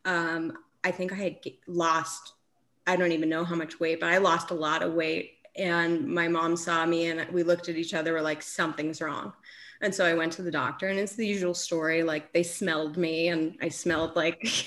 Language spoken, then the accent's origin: English; Aspen, Colorado, United States; So I live in Aspen. I grew up in Aspen, Colorado.